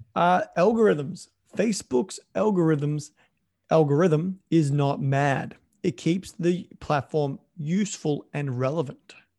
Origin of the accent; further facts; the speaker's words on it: Australia; moved away as an adult; also born or lived in Canada; I'm an Australian living in Canada at the time.